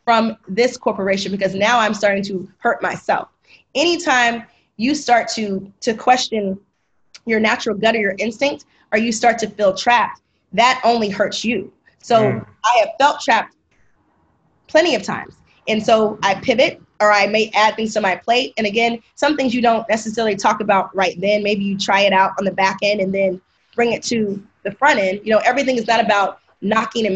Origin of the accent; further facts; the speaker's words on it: the South, United States; I'm from the South.